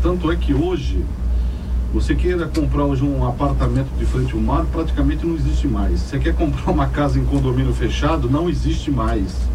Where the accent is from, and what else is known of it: Guarujá, São Paulo, Brazil; born or raised there; also born or lived in Araçatuba; now in Santos, Brazil